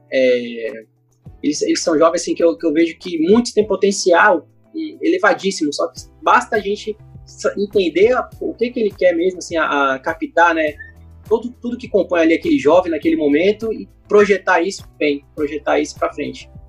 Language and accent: Portuguese; Rio de Janeiro, Brazil; eu sou carioca, então lá no Rio a gente chama de biscoito